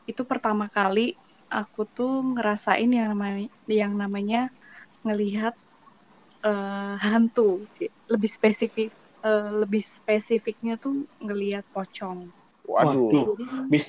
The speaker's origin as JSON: {"language": "Indonesian", "region": "Java", "country": "Indonesia", "lives_now": "Kalimantan, Indonesia", "said": "Aku aslinya dari Jawa."}